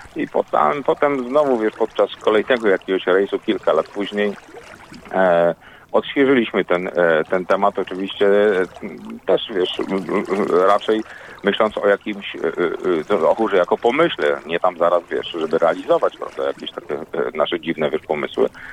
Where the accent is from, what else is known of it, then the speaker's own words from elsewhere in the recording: Stalowa Wola, Subcarpathian Voivodeship, Poland; moved away; also born or lived in Warmia; ja pochodzę w ogóle z Małopolski, a znaczy z Podkarpacia obecnego